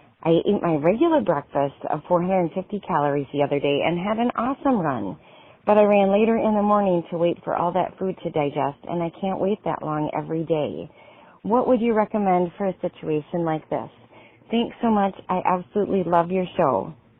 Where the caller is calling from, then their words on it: Western Wisconsin, United States; calling from Western Wisconsin.